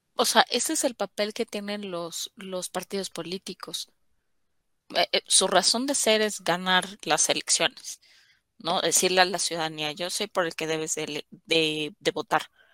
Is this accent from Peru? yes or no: no; Mexico; como ciudadanos mexicanos tenemos